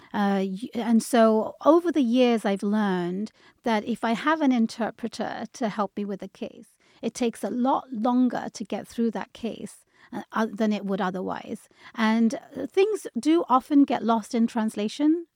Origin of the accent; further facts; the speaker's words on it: London, United Kingdom; moved away as an adult; also born or lived in Bangladesh; now in Seattle, United States; I was born and raised in London, but my parents are from Bangladesh, so I lived there for a little while